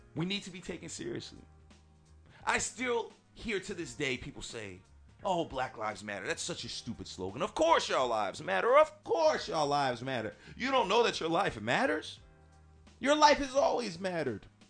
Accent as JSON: {"language": "English", "region": "Northern California", "country": "United States", "tie": "born or raised there", "said": "I grew up in Northern California"}